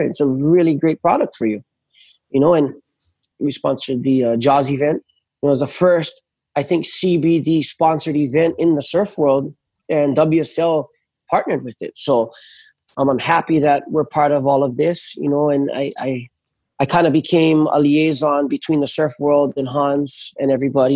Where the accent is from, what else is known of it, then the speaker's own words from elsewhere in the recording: North Shore, Oahu, Hawaii, United States; I grew up on the North Shore